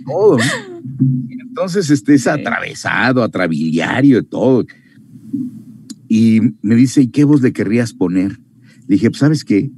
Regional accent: Mexico; moved away as an adult; also born or lived in Miami; otro mexicano, que llegaba yo

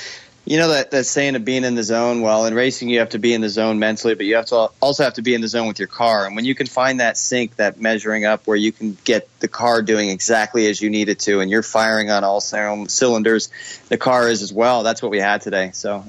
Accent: Dallas, Texas, United States; born there; I was born in Dallas, so I claim it when I'm there.

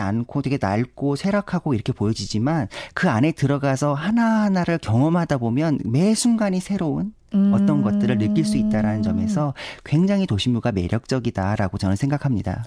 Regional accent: Seoul, South Korea; 태어나기는 강남에서 태어나긴 했습니다만은

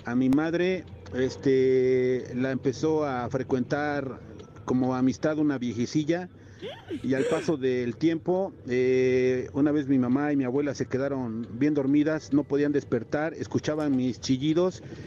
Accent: Apan, Hidalgo, Mexico; yo nací en Apan Hidalgo

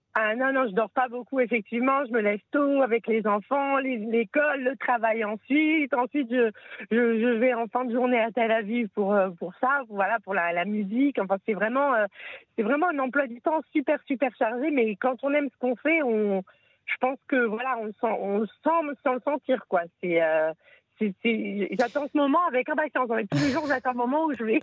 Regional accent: France; now in Israel; quand on vient de France

